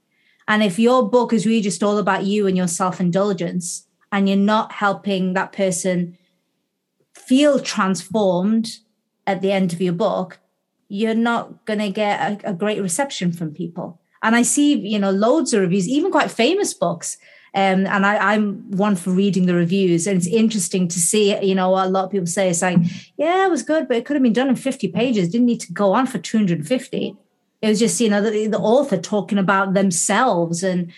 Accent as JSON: {"language": "English", "town": "Gateshead", "region": "North East England", "country": "United Kingdom", "tie": "born or raised there", "said": "I'm back to my hometown of Gateshead. So Gateshead's a couple of miles south of Newcastle-upon-Tyne in the northeast of England."}